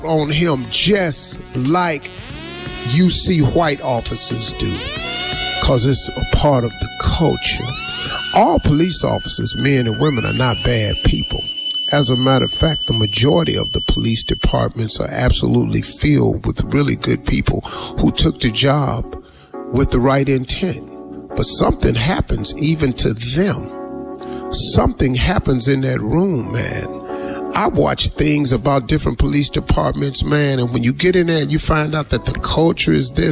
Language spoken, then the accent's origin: English; United States